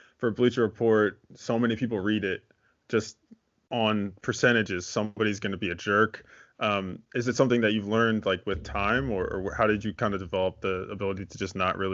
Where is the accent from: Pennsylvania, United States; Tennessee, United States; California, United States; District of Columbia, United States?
Pennsylvania, United States; Philadelphia; I'm from Philadelphia, like suburbs of Philadelphia